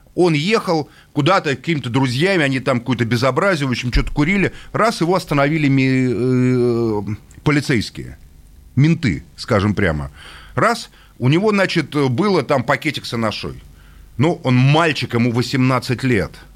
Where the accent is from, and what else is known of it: Russia